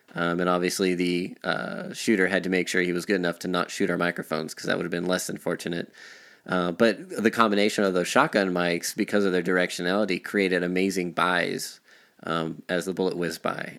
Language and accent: English; Artesia, New Mexico, United States; now in Denver, United States; I was uh, practically born and raised in New Mexico